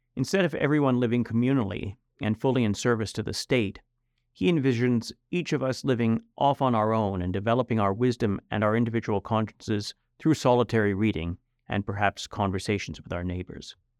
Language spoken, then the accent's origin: English; Canada; now in United States; I was born in Canada, but I'm a U.S. citizen. I became a U.S. citizen about 20 years ago after my kids were born.